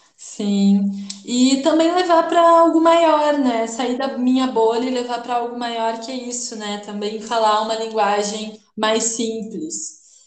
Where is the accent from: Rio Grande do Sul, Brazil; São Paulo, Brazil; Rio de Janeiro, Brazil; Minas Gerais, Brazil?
Rio Grande do Sul, Brazil; Porto Alegre; moved away as an adult; now in Florianópolis, Brazil; sou de Porto Alegre, moro em Florianópolis faz um ano